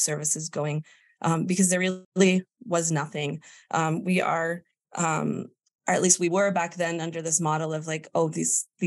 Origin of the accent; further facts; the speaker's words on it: Curaçao; moved away as an adult; now in United States; I am originally from the island of Curacao. I do live in the U.S. now.